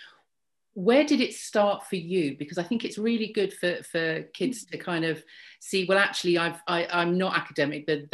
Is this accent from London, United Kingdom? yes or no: yes; London, United Kingdom; moved away as an adult; I grew up in London and I love London